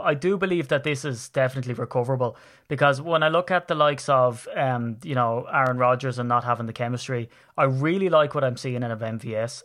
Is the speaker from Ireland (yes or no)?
yes; Ireland; I'm Irish